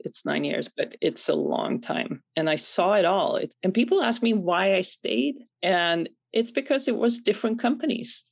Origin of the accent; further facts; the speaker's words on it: Sweden; moved away; Born and raised in Sweden